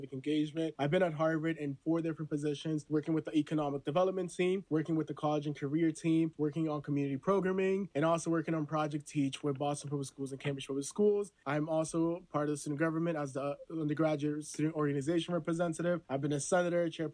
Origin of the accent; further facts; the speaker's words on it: Honduras; moved away; I'm from Honduras, I'm a first gen